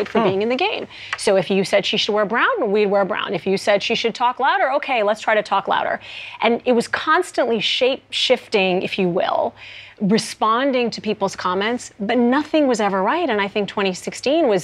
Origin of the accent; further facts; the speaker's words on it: Saudi Arabia; now in United States; things I didn't have back in Saudi Arabia